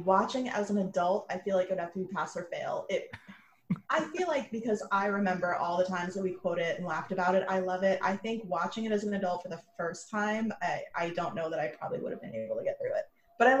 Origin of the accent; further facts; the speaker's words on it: New York, United States; I'm from New York